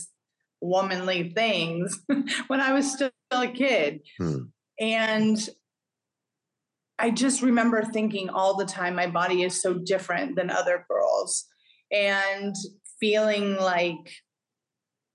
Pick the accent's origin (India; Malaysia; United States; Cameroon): United States; Northern California; also born or lived in Hawaii / Vancouver, Washington / Portland, Oregon / New York City; now in Greenville, United States; We actually had an ice rink, many ice rinks where I grew up in Northern California.